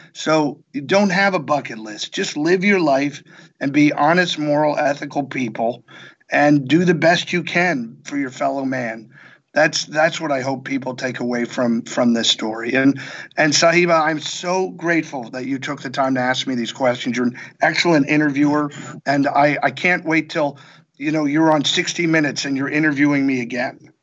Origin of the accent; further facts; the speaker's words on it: Bethlehem, Pennsylvania, United States; moved away; my hometown